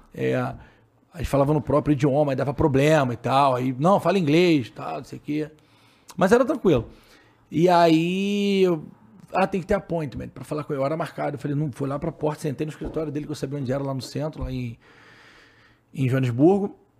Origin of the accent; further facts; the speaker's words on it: São Gonçalo, Rio de Janeiro, Brazil; now in Niterói, Brazil; sou de São Gonçalo, cria de São Gonçalo total, mas moro em Niterói há algum tempo já